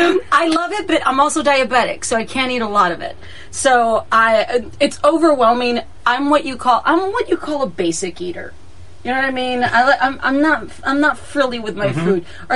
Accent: Texas, United States; moved away; I was born and raised in Texas. I love me some Texas. So, yes, even though I haven't lived in Texas in years, my family still lives there.

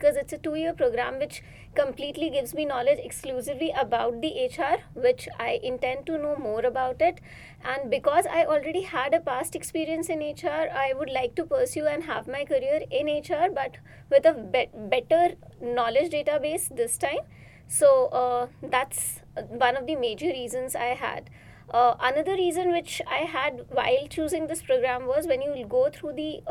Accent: India; moved away as an adult; now in United States; I'm an international student here, and I'm coming from India.

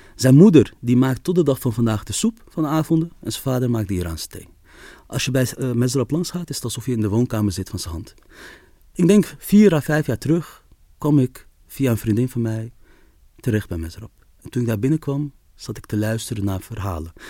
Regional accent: Amsterdam, North Holland, Netherlands; ik ben opgegroeid in de Kolenkitbuurt, in Amsterdam-West

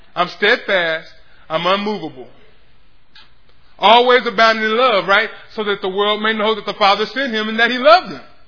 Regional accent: Pflugerville, Texas, United States; I grew up in Pflugerville

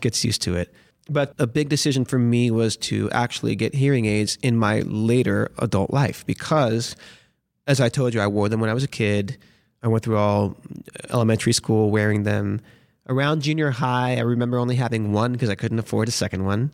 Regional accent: Miami, Florida, United States; moved away as an adult; also born or lived in Los Angeles / Boston; now in New York, United States; I feel like I grew up in Miami

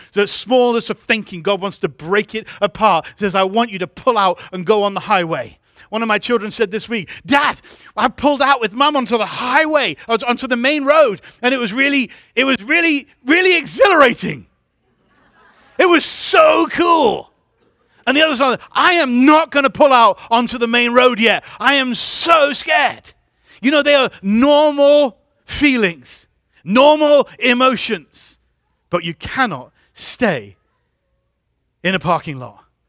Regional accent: England, United Kingdom; moved away; I grew up in England.

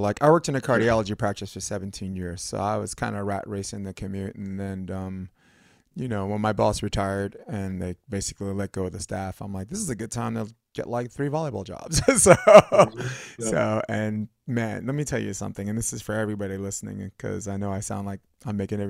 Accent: New York City, New York, United States; now in Hermosa Beach, United States; I'm born in Brooklyn. Flatbush Avenue, which is nicer now, but that's definitely not my mommy's and daddy's Flatbush right now

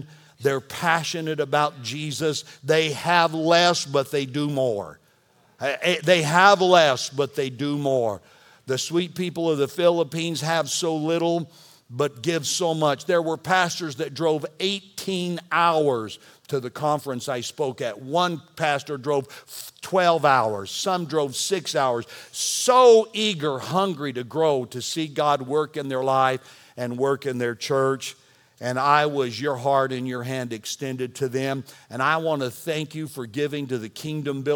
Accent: Texas, United States; I'm from Texas

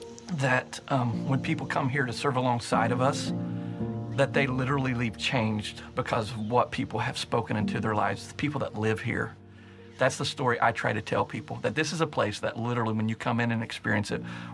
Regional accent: Martin County, Eastern Kentucky, United States; I was born and raised in Martin County, and so I have a lot of great memories in Eastern Kentucky and Martin County.

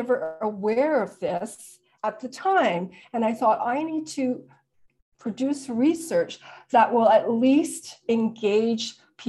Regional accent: Vancouver, British Columbia, Canada; I grew up in Vancouver, but I am part of a much larger system of living in a bilingual and bicultural country.

